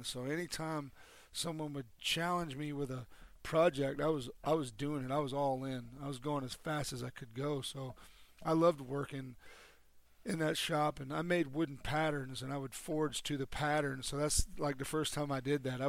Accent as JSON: {"language": "English", "town": "Charleston", "region": "South Carolina", "country": "United States", "tie": "born or raised there", "moved": "yes", "said": "I grew up down in Charleston, South Carolina."}